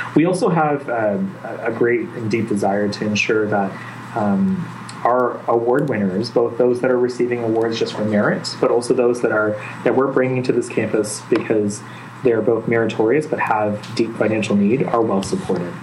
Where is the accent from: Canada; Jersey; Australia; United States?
Canada; Mississauga, Ontario; also born or lived in Ottawa; I grew up in a little town just west of Toronto called Mississauga.